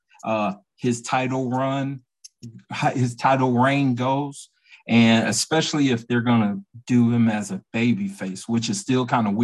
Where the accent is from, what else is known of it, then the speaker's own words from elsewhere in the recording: Atlanta, Georgia, United States; I'm from Atlanta. I'm a WCW, NWA baby